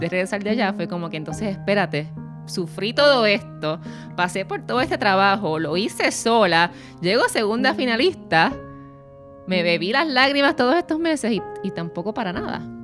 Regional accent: Puerto Rico; yo soy puertorriqueña

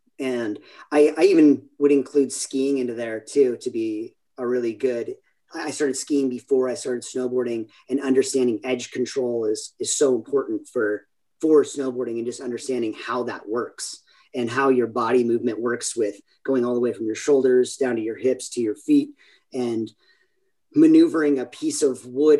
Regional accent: San Clemente, California, United States; originally from San Clemente, California, little beach town here in Southern California, in Orange County

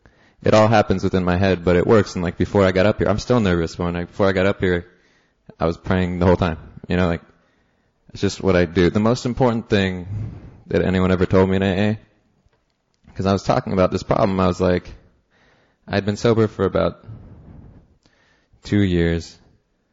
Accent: Seattle, Washington, United States; now in New York, United States; I live in New York. I'm from Seattle originally.

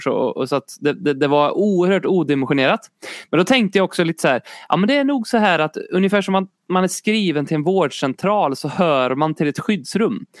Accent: Sweden; jag är också svensk

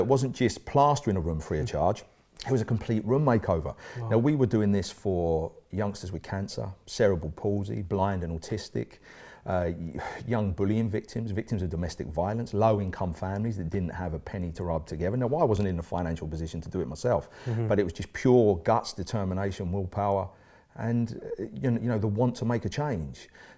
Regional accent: East of England, United Kingdom; now in Swansea, United Kingdom; So I had to make a fresh start, and I came from Essex to Swansea, which is where I'm now living with my beautiful wife Emma

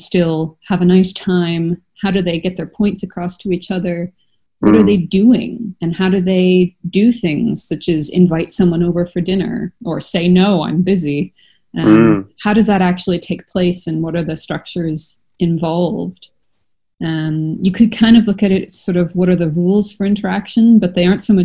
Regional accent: Canada; now in Europe; As you can tell from my accent, I'm from Canada.

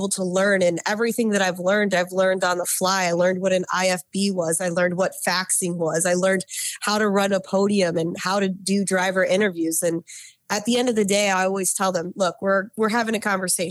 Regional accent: Detroit, Michigan, United States; Living and growing up around the Motor City

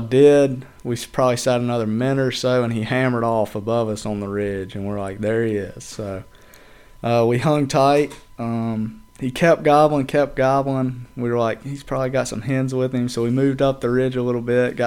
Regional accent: Edgemoor, South Carolina, United States; I'm from Chester County. I'm from Edgemore, actually, but Chester County, nobody knows where Edgemore is

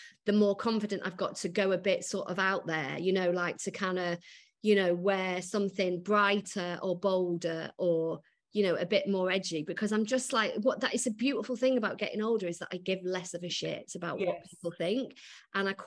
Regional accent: Macclesfield, North West England, United Kingdom; moved away as an adult; now in London, United Kingdom; I grew up in Macclesfield.

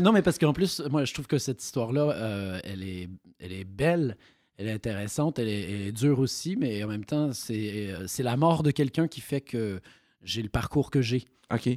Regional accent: Granby, Quebec, Canada; born or raised there; moved away as an adult; also born or lived in Valleyfield, Quebec; now in France

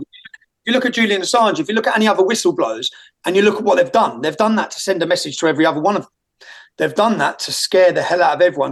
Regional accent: Luton, East of England, United Kingdom; I grew up in Luton Town.

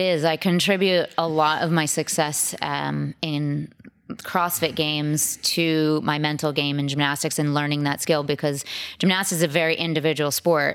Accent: Sudbury, Massachusetts, United States; also born or lived in Yonkers, New York; I grew up outside Boston, um, in a suburb around, about thirty minutes outside

